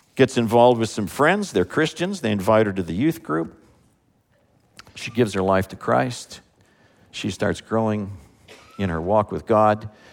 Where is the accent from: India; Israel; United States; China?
United States; as an American